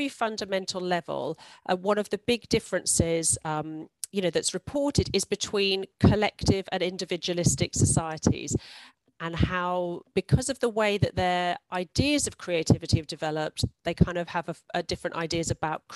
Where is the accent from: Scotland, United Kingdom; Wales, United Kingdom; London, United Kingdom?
London, United Kingdom; also born or lived in Hong Kong; I grew up in London, and London's so multicultural.